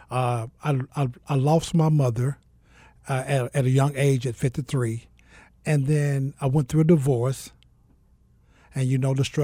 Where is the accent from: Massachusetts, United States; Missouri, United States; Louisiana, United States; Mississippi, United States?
Mississippi, United States; also born or lived in Georgia; now in Phoenix, United States; Uh, I'm originally from Mississippi, uh, by the way, of Georgia. Uh, I've been here in the city of Phoenix for about a year.